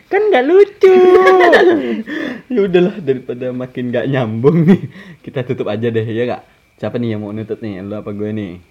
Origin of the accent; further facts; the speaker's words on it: Kalimantan, Indonesia; kalau kata orang kita kan orang Kalimantan kan kita bisa ditegur juga kan apa ya bahasanya ya kepidaraan.